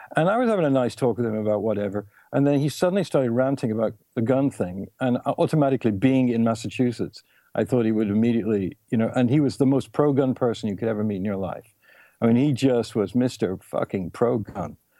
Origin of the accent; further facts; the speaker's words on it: England, United Kingdom; I was born in England